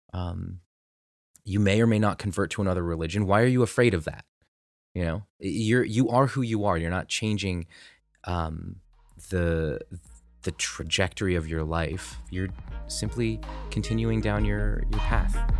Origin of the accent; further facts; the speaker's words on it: United States; I'm very American